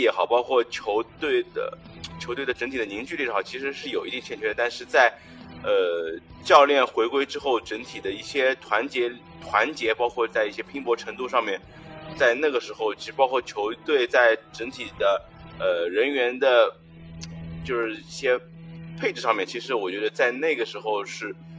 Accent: China; 作为中国人来说

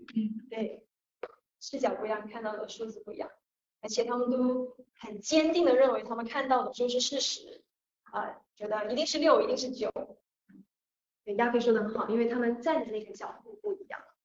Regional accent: Guangdong, China; 我是潮汕人

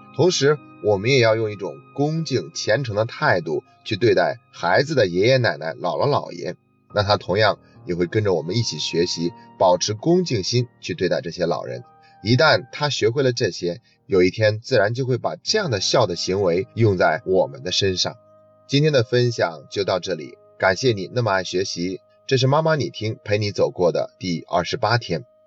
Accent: China; 我们中国人

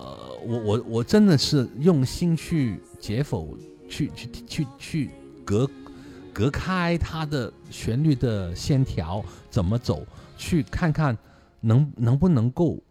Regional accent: China; 那我我们中国人就啊，一句说话两兄弟啊

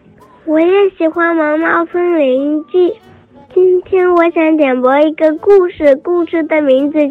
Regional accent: Fuzhou, Fujian, China; 今年五岁了，我来自福建福州。

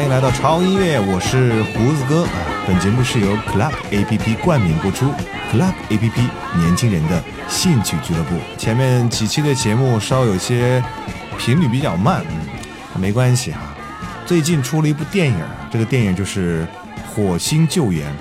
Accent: China; 还是我们中国人在营救中起了多大的作用

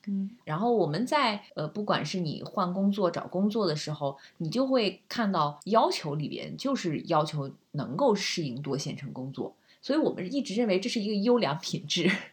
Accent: China; 我们中国人

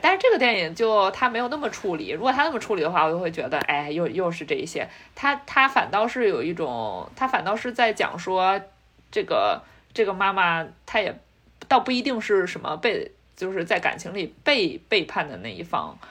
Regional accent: China; now in United States; 我们在中国长大的小孩儿

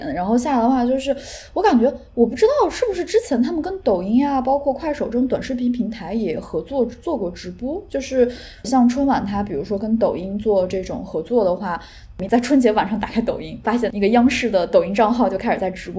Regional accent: Xi'an, Shaanxi, China; 我是西安人，

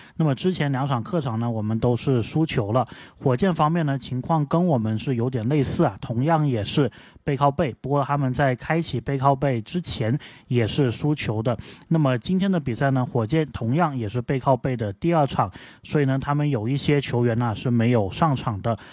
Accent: China; 就是我们中国人脚上的功夫这么好

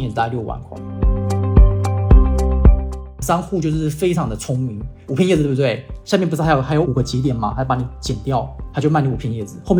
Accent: Kaohsiung, Taiwan; 然后呃，我来自台湾高雄。

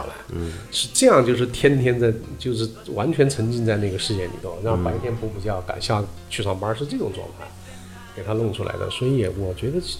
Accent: China; 就是我找准的无非就是说我作为一个个人，我作为一个中国人，我觉得他在什么地方影响我、打动我了。

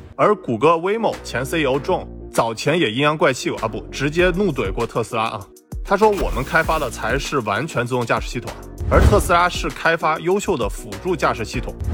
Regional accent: Beijing, China; 我也是看着百度长大的啊。 因为我在北京的家，距离百度总部走路也就十来分钟。那我中学就眼看着百度从平地起高楼

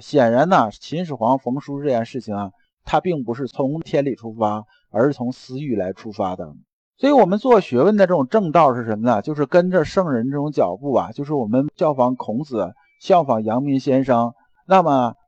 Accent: China; 我们中国人啊

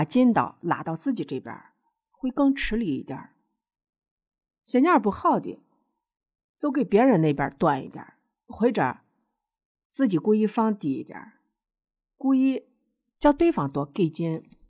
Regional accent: Shaanxi, China; accent: Shaanxi dialect; 我呢是陕西人，我用地地道道的陕西话。也就是秦腔，这是一千多年前唐朝的普通话。

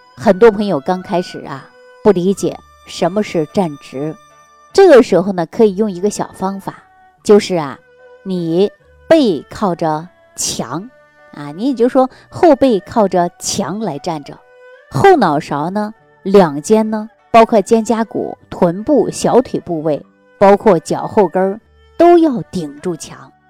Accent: China; 我们中国人的骨髓里

